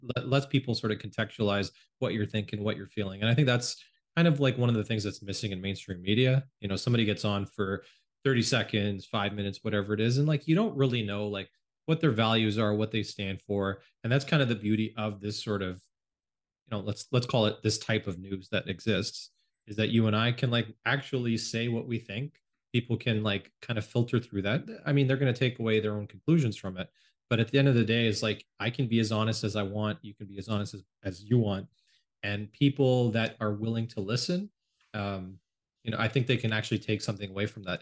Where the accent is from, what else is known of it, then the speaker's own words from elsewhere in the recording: Canada; also born or lived in United States; I grew up mostly in Canada. It's where I live now.